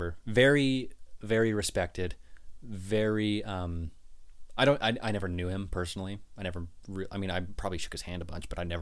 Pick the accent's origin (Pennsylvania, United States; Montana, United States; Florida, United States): Montana, United States; Pinesdale; also born or lived in West Jordan, Utah; Growing up in Pines Academy